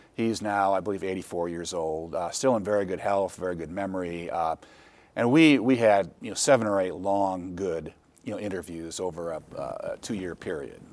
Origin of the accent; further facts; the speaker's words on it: Holland, Michigan, United States; I grew up in Holland